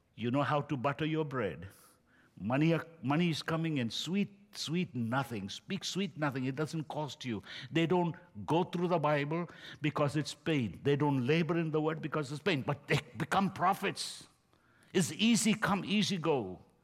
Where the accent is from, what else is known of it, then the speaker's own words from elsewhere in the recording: India; now in United States; I'm from India.